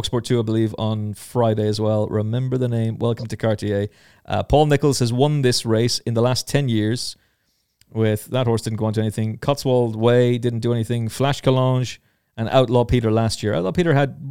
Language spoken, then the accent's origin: English; Ireland; I'm Irish